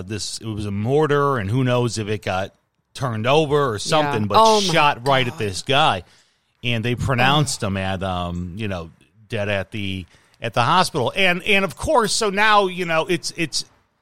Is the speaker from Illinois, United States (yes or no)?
yes; Chicago, Illinois, United States; moved away; growing up in Chicago